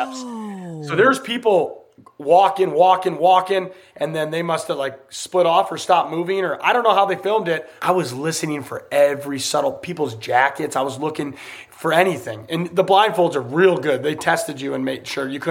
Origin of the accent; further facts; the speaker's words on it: United States; I'm American.